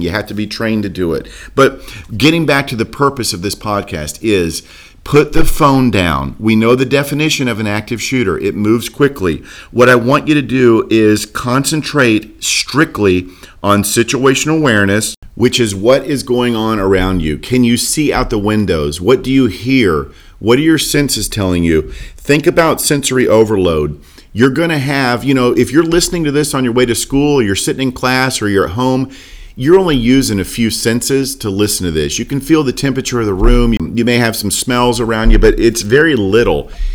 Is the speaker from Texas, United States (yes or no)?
no; Port Orange, Florida, United States; now in Lynchburg, United States; I live in Lynchburg, Virginia now. Born and raised in Daytona, Port Orange, Florida area